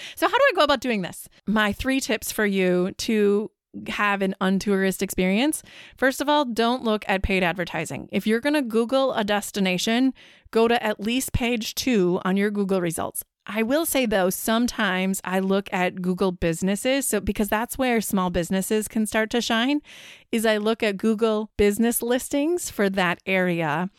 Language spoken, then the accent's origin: English; Wisconsin, United States; I'm from Wisconsin